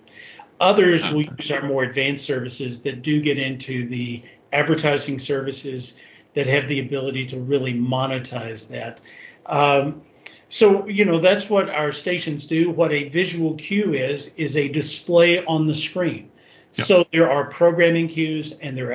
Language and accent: English; Kentucky, United States; Kentucky, which is my home state